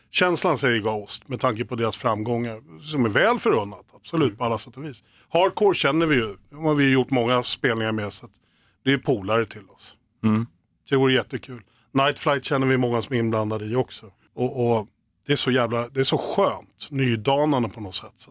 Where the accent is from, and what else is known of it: Oxelösund, Södermanland, Sweden; born or raised there; also born or lived in Nyköping